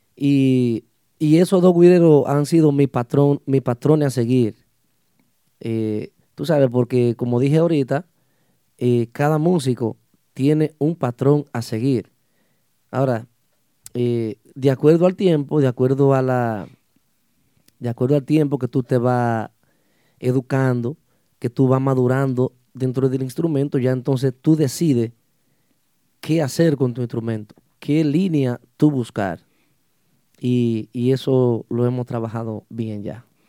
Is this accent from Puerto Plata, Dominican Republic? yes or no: yes; Los Hidalgos, Puerto Plata, Dominican Republic; somos de, un municipio, municipio de, de la provincia de Puerto Plata, el Mamelos Hidalgos